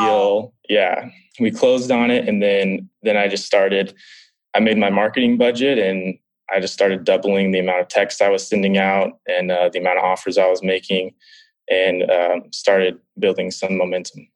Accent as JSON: {"language": "English", "town": "San Diego", "region": "California", "country": "United States", "said": "I'm from San Diego, California, so a couple hours from where you are"}